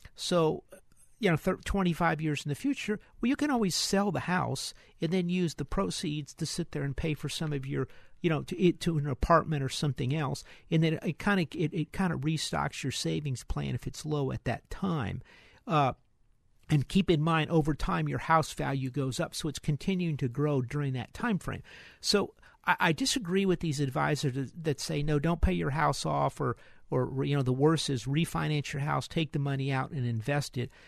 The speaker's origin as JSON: {"language": "English", "town": "Houston", "region": "Texas", "country": "United States", "said": "We're from Houston."}